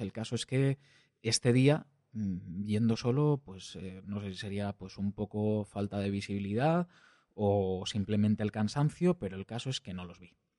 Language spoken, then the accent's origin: Spanish; Valencian-speaking area, Valencian Community, Spain; accent: Valencian; first language Valencian; Spanish is a second language; hablo en, en valenciano, que es mi lengua materna